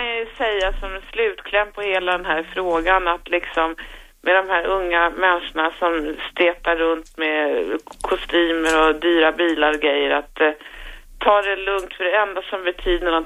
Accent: Stockholm, Stockholm County, Sweden; also born or lived in Vasastan, Stockholm; jag är född på Östermalm.

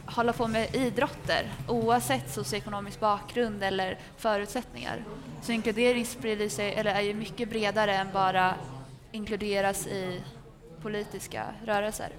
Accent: Västerås, Västmanland, Sweden; är 22 år gammal och kommer från Västerås

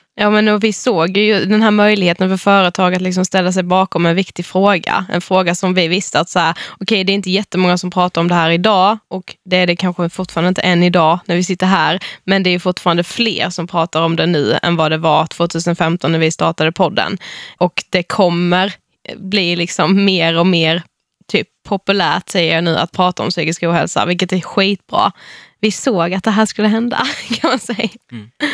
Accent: Karlshamn, Blekinge, Sweden; Vi kommer från Karlshamn i Blekinge

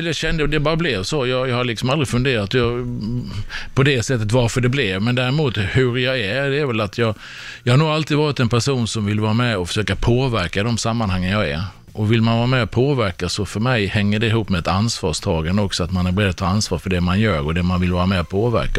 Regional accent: Sweden; som svensk

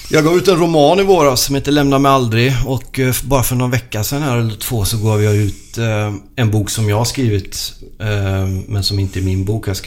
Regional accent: Sweden; also born or lived in Italy; Jag är ju född i Sverige, men jag är italiensk medborgare, italiensk pappa, svensk mamma.

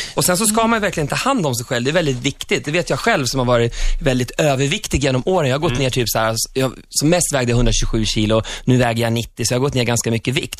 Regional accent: Sweden

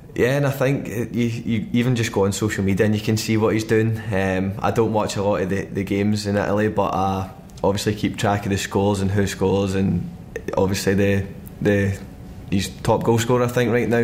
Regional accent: Glasgow, Scotland, United Kingdom; moved away as an adult; now in London, United Kingdom; in Glasgow and that in my hometown in Scotland

